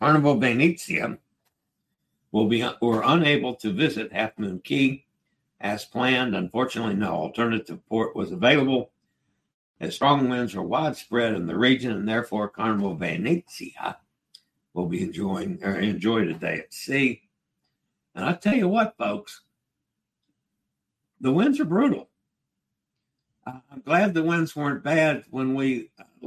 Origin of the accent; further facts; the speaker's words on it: Virginia, United States; I'm from Virginia, and I'm in Nassau in the Bahamas